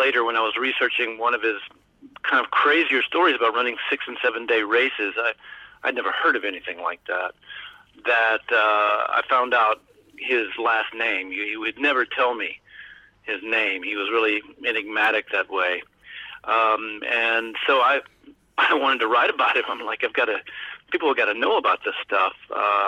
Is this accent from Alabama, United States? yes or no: yes; Alabama, United States; moved away as an adult; also born or lived in New York; I was born and raised in Alabama, and I went to college there. And when I got out, I moved to New York